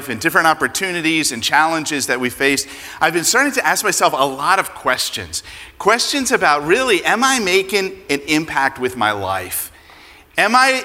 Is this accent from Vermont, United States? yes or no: no; Pennsylvania, United States; moved away; I grew up in Pennsylvania, and I am a Phillies fan